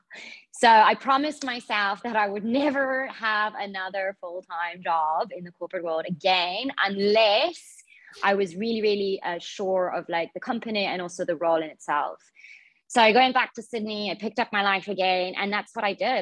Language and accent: English; Zimbabwe; moved away as an adult; also born or lived in Australia / Bangkok, Thailand; I grew up in Zimbabwe, so I was born there. I lived there for about 18 years and then went to Australia for university.